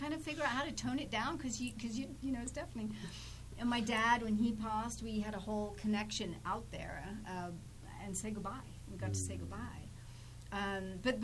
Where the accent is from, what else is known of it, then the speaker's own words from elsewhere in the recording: England, United Kingdom; I'm English